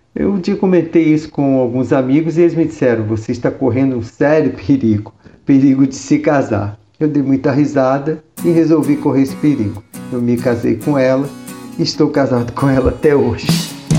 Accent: Rio de Janeiro, Brazil; moved away as an adult; also born or lived in Curitiba, Paraná; now in São Paulo, Brazil; no Rio de Janeiro, onde eu nasci

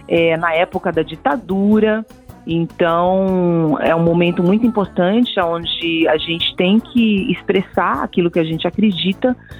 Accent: Brazil; eu sou muito brasileira

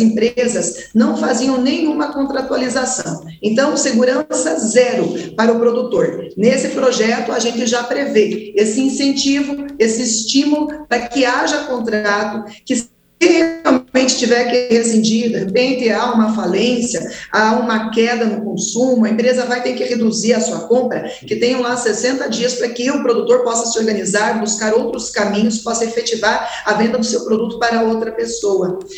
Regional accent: Castro, Paraná, Brazil; Eu que sou do estado do Paraná, da cidade que é chamada capital nacional do leite, Castro

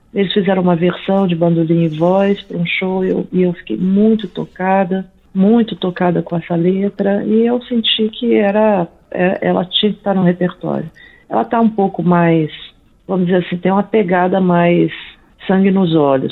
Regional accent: Brasília, Federal District, Brazil; also born or lived in São Paulo / New York; now in Brasília, Brazil; Eu sou de Brasília originalmente

